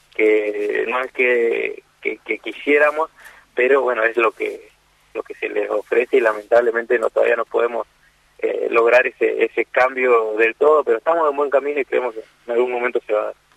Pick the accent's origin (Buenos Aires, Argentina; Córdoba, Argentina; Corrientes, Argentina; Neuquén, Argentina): Corrientes, Argentina; somos acá de Corrientes